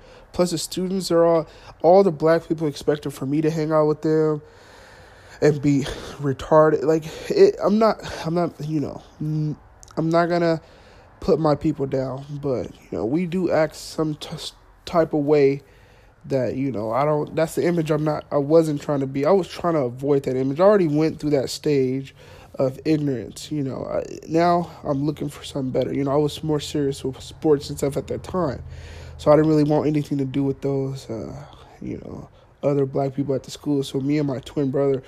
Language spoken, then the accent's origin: English; Fresno, California, United States; started doing schooling here in Fresno